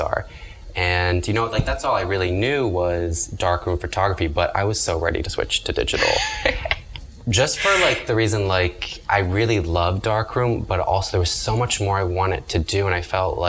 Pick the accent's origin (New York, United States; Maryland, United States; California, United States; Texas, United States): Maryland, United States; Annapolis; moved away as an adult; also born or lived in Savannah, Georgia; now in Miami, United States; I left my hometown of Annapolis, Maryland